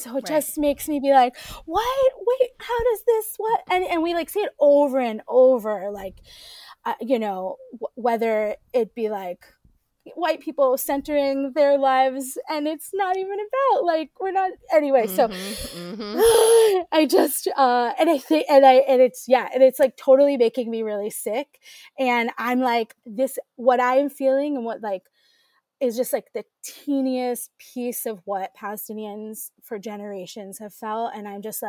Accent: New York City, New York, United States; we grew up in the East Village in the 1980s, 90s

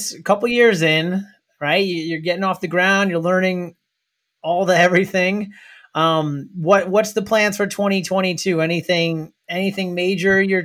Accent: New York, United States; I'm from New York. Like, I've lived in New York

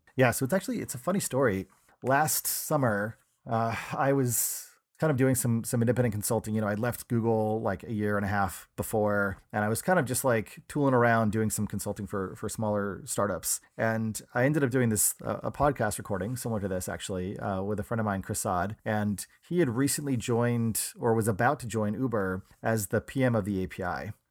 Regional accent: New Hampshire, United States; moved away as an adult; also born or lived in Pittsburgh, Pennsylvania; now in San Francisco, United States; I grew up in New Hampshire

